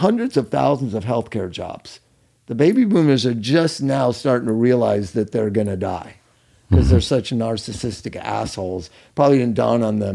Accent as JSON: {"language": "English", "town": "Culver City", "region": "California", "country": "United States", "tie": "born or raised there", "said": "the sanitarium I grew up in Culver City, my family's sanitarium, when I'd go there after school."}